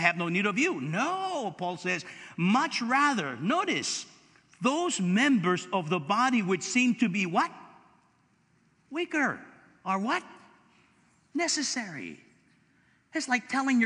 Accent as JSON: {"language": "English", "town": "Los Angeles", "region": "California", "country": "United States", "said": "I'm from East LA."}